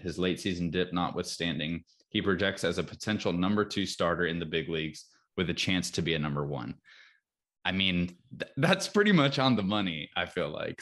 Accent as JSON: {"language": "English", "region": "North Carolina", "country": "United States", "tie": "born or raised there", "said": "growing up in North Carolina"}